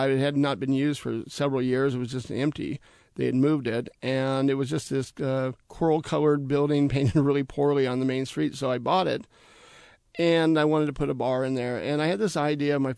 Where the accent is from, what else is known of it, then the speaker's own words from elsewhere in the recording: Washington, United States; I mean, no pun because we're from Washington State, but she is absolutely the apple of my eye.